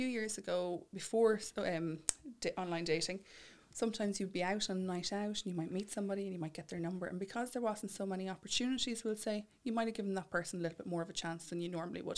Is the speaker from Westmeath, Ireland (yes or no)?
yes; Mullingar, Westmeath, Ireland; I'm from Mullingar myself